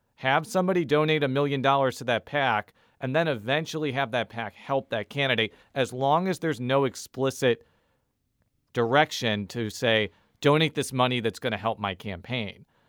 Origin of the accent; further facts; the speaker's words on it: Chicago, Illinois, United States; now in St. Louis, United States; Chicagoland native